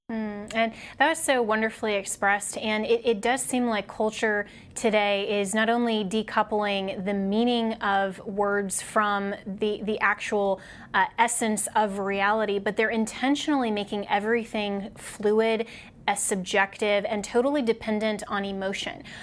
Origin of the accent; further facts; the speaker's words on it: Colorado, United States; my home state of Colorado